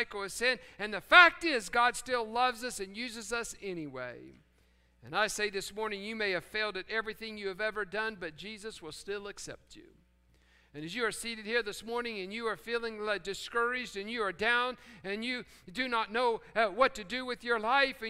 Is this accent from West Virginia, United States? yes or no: yes; Fairmont, West Virginia, United States; moved away; growing up in Fairmont, West Virginia, out in the country where we had chickens and pigs